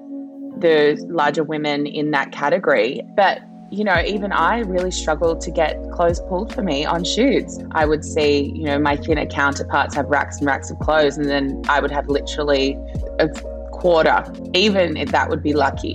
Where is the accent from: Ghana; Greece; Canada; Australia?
Australia; born or raised there; also born or lived in Papua New Guinea